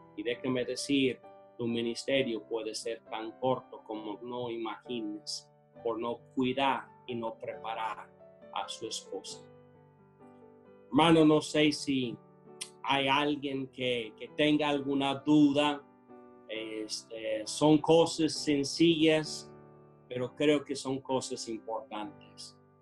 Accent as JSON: {"language": "Spanish", "country": "United States", "second_language": "Spanish", "moved": "as an adult", "lives_now": "Tula, Mexico", "said": "Yo siendo americano en Estados Unidos celebramos el Día de Acción de Gracias."}